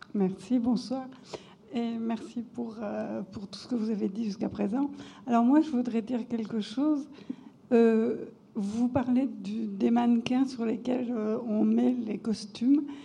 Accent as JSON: {"language": "French", "town": "Montluçon", "region": "Auvergne-Rhône-Alpes", "country": "France", "tie": "born or raised there", "said": "je suis originaire de Montluçon"}